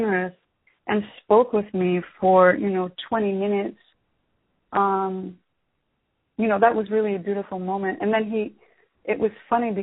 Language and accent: English; Sacramento, California, United States; moved away as an adult; also born or lived in Fairfield, California / San Francisco, California; now in New York City, United States; I was born and raised in Fairfield, California. I was born there. I wasn't really raised there. So that's Northern California. I'm from Northern California originally. And spent my young years in Sacramento